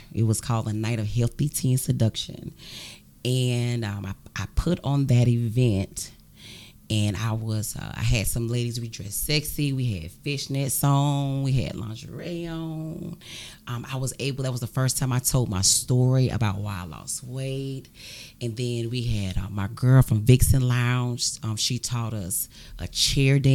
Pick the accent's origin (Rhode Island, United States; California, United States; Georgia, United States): Georgia, United States; Augusta; born or raised there; also born or lived in Keysville, Georgia